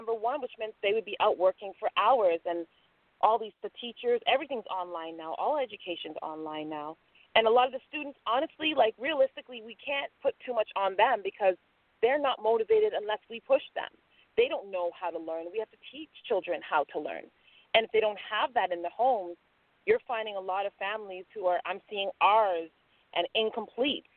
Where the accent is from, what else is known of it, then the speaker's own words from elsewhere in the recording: Jamaica; now in Toronto, Canada; I'm a Jamaican, and my grandma came here years before us